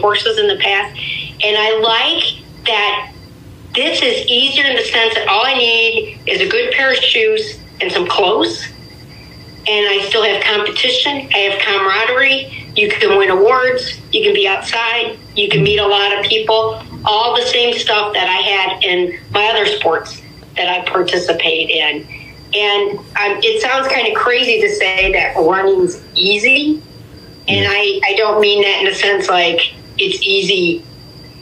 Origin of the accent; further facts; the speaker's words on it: Sandusky, Ohio, United States; now in Euclid, United States; I'm originally from Sandusky, but I live in Euclid, Ohio now